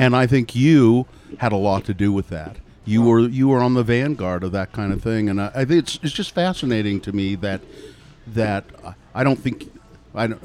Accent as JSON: {"language": "English", "town": "Ogden", "region": "Utah", "country": "United States", "also_born_or_lived": "Salt Lake City", "said": "I'm from Ogden originally, but I've lived in Salt Lake now longer than I ever lived in Ogden."}